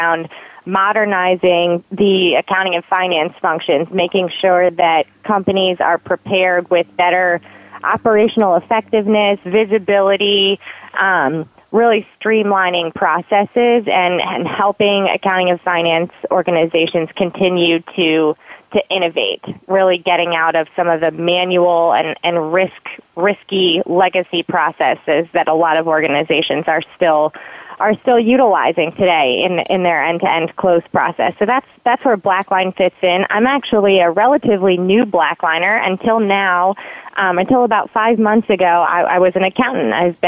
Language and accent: English; east side of Michigan, United States; now in Baltimore, United States; I was born and raised in Michigan, so I'm a Michigan girl